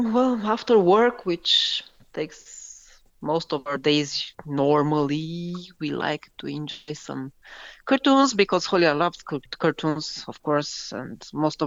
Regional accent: Bucharest, Romania; from Bucharest, Romania.

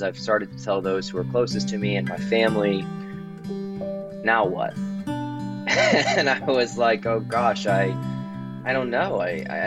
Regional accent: Baton Rouge, Louisiana, United States; now in Washington, D.C., United States; But I'm originally from Baton Rouge, Louisiana. I currently live in Washington, D.C., but my whole upbringing was in the Deep South

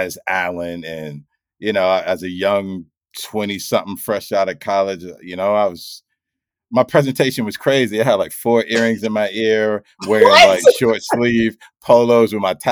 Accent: Mount Vernon, New York, United States; I'm from Mount Vernon, New York

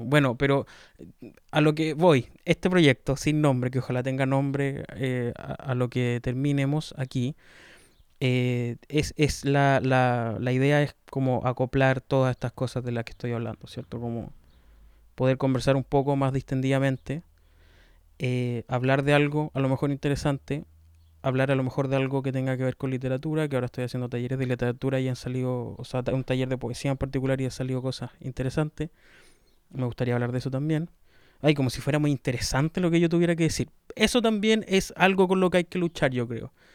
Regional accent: Los Ríos, Chile; now in Santiago, Chile; soy del sur de Chile, la, de la región de los ríos.

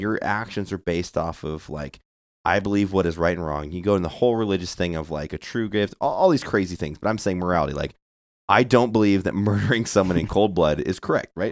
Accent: Santa Barbara, California, United States; I'm from Santa Barbara

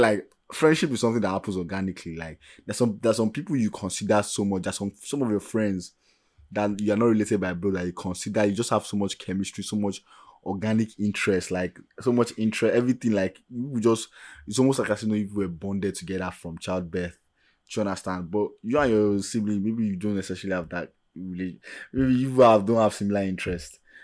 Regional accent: Nigeria; first language Yoruba; English is a second language; I'm speaking as an average Nigerian

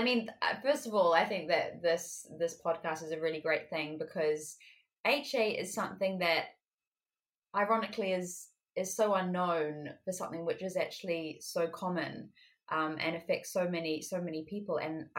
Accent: New Zealand; also born or lived in France / United Kingdom; now in Paris, France; Well, I was actually born in France, but I grew up in both the UK and in New Zealand

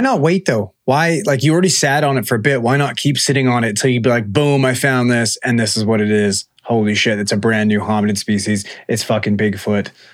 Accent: British Columbia, Canada; we're we're from BC. This is where we live

